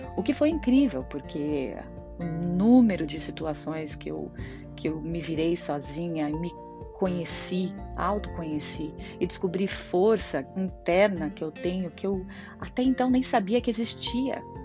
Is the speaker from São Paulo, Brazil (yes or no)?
yes; interior of São Paulo, Brazil; moved away as an adult; now in Ireland; eu sou do interior de São Paulo, morávamos, moramos ainda em bairro